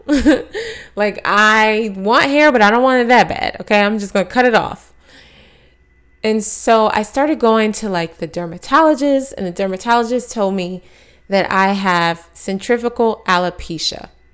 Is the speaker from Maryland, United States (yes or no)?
yes; Maryland, United States; moved away as an adult; also born or lived in Texas / Atlanta, Georgia / New York City; I was born in Texas, raised in Maryland, went to school in Atlanta, Georgia